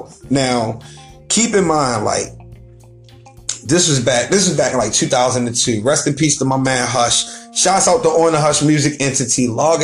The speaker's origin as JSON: {"language": "English", "town": "Baltimore", "region": "Maryland", "country": "United States", "tie": "born or raised there", "said": "I'm Baltimore born and bred, and I know I'm pronouncing it Baltimore. I'm just enunciating my words and speaking like I should."}